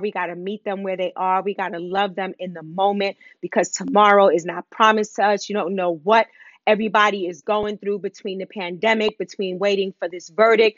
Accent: New York City, New York, United States; moved away; also born or lived in Bronx; I'm from Harlem. Harlem rocks

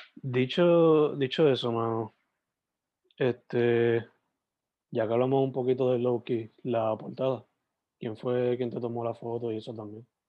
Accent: southwest Puerto Rico, Puerto Rico; yo soy del suroeste

